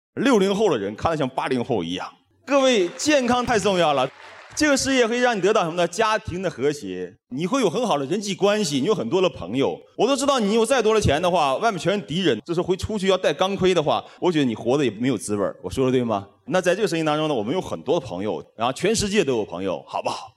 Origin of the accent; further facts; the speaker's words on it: China; 我们中国人